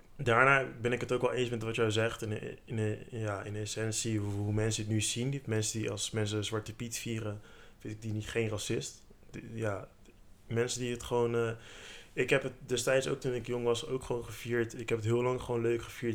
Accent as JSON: {"language": "Dutch", "country": "Netherlands", "tie": "born or raised there", "said": "Ik heb Surinaamse roots, omdat mijn ouders Surinaams zijn. Maar ik ben in Nederland geboren"}